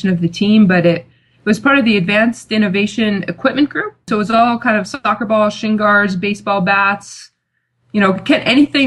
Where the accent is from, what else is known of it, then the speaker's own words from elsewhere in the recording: United States; also born or lived in Loughborough; I am American